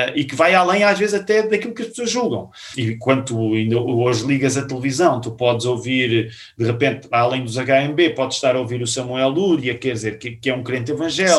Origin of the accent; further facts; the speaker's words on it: Queluz, Lisbon, Portugal; nós crescemos na Igreja Batista de Queluz